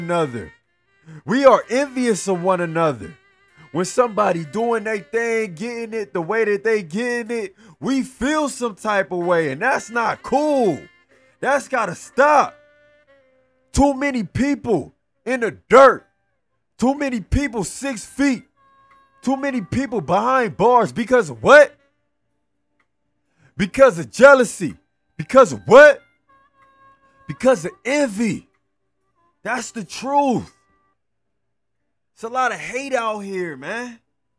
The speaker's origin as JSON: {"language": "English", "town": "Los Angeles", "region": "California", "country": "United States", "tie": "born or raised there", "said": "… was murdered in my hometown."}